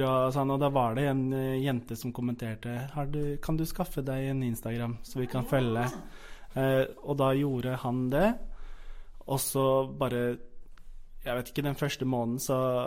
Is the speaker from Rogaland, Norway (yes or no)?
no; Fredrikstad, Østfold, Norway; moved away as an adult; now in Oslo, Norway; jeg er ikke fra Oslo. Jeg er fra Fredrikstad